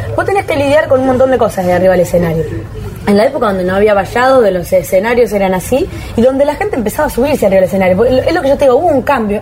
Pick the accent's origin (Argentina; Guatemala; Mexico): Argentina; Arequito, Santa Fe; llego a Arequito, que es un pueblo, un pueblo, se podría decir frío, no, no crítica porque yo amo a mi pueblo